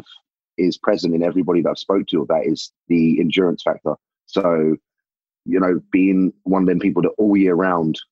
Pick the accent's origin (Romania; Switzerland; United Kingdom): United Kingdom; England; I'm a bodybuilder from England